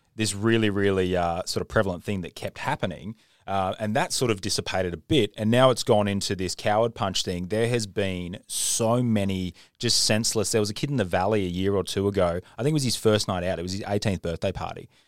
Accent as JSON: {"language": "English", "country": "Australia", "said": "as an Australian"}